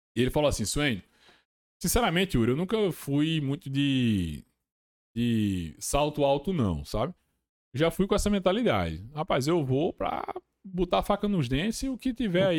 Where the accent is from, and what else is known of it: Brazil; also born or lived in Massachusetts, United States